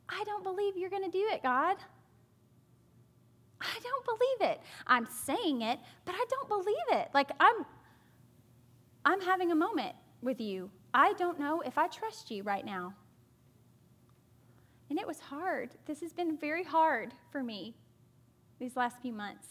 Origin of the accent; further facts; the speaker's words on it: the South, United States; growing up in the South